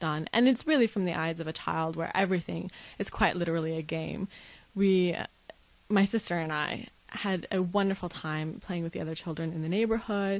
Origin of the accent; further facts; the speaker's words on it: Las Vegas, Nevada, United States; also born or lived in Isfahan, Iran; at the age of about 3 and 4, we left Iran and a very roundabout way, ended up in Las Vegas, Nevada, where I've spent most